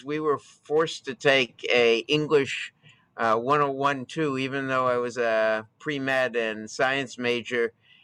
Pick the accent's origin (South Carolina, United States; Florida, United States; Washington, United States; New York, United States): New York, United States; Buffalo; I grew up in Buffalo, New York